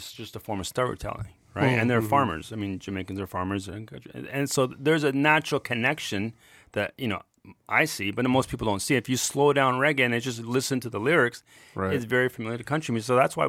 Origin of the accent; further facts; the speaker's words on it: Ontario, Canada; But I'm like, I grew up in Toronto, just a suburb of Burlington, Ontario.